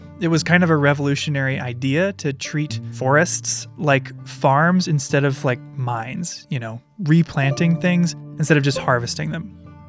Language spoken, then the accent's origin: English; Midwest, United States; I grew up in the Midwest. I spent time in Appalachia as a kid.